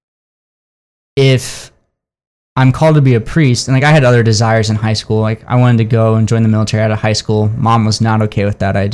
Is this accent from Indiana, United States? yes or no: yes; South Bend, Indiana, United States; I grew up in South Bend, Indiana.